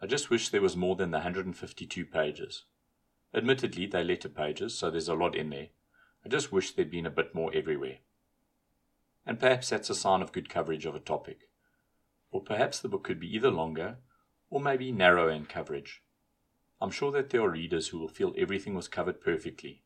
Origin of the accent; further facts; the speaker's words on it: South Africa; as a South African